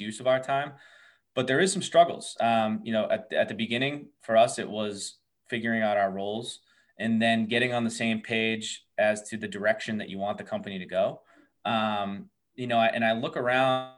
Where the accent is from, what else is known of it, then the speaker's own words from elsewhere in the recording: Massachusetts, United States; we're all from Massachusetts as well.